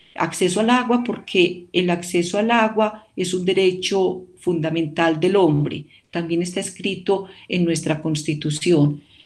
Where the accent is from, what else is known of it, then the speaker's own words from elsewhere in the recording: El Carmen de Viboral, Antioquia, Colombia; yo soy de un municipio del oriente antioqueño, yo soy del Carmen de Viboral, eh, y en la época en la que yo era pequeña y todavía vivíamos allá